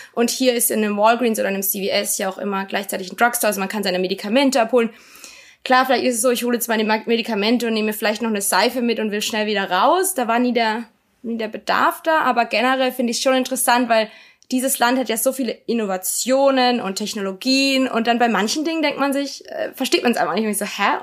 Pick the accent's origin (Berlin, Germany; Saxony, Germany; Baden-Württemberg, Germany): Baden-Württemberg, Germany; Karlsruhe; also born or lived in Virginia, United States / Mannheim, Germany; Ich bin in Karlsruhe aufgewachsen